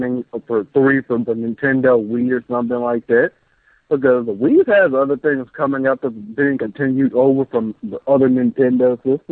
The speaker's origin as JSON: {"language": "English", "region": "Mississippi", "country": "United States", "said": "I'm from the dirty, dirty South. I'm from Mississippi"}